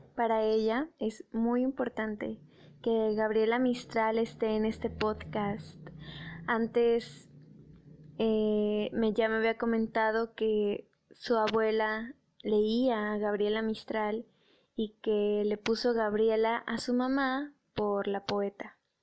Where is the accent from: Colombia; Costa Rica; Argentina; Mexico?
Mexico; aquí en, aquí en mi país